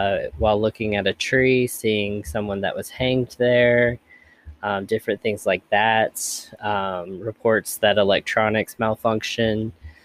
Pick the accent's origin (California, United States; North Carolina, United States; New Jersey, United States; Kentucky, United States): Kentucky, United States; Elizabethtown; my hometown of Elizabethtown, Kentucky